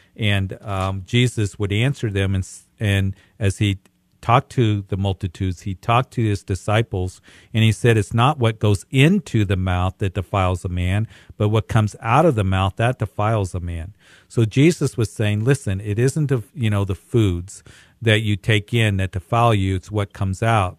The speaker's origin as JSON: {"language": "English", "town": "Greeley", "region": "Colorado", "country": "United States", "tie": "born or raised there", "said": "It's so good to hear from people from my hometown"}